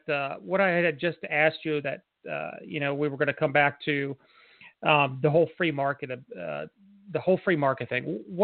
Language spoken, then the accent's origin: English; Harrisburg, Pennsylvania, United States; moved away as an adult; I was born in Harrisburg, and of course, when I graduated high school, I ended up leaving for the military. So I was gone for almost 20 years. Didn't come back into Pennsylvania for 20 some years.